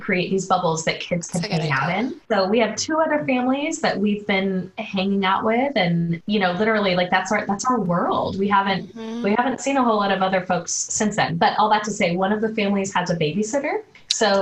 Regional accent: Oregon, United States; I grew up in the Pacific Northwest. I grew up in a Christian home, so in the state of Oregon

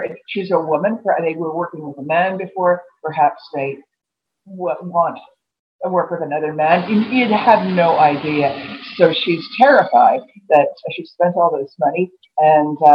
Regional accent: Montreal, Quebec, Canada; moved away as an adult; I grew up in Montreal. I went to school in Montreal. Left there when I was about 20.

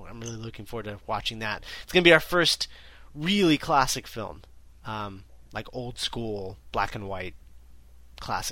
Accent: United States; we're both American

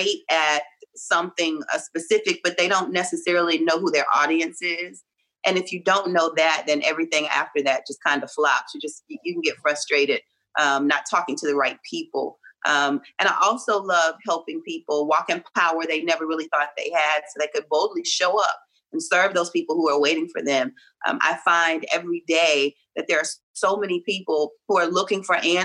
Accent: Reidsville, North Carolina, United States; I'm from North Carolina. I'm from Reidsville, which is near Greensboro

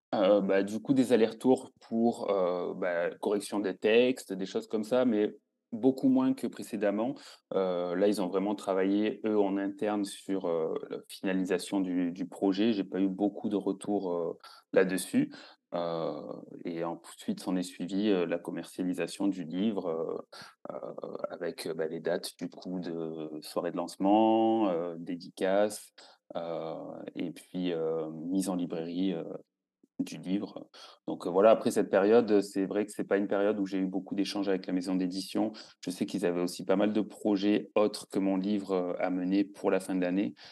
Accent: southern France, France; moved away as an adult; now in Switzerland; je suis originaire du sud de la France

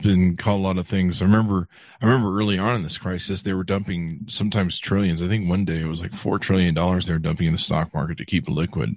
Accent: Las Vegas, Nevada, United States; my hometown, Las Vegas

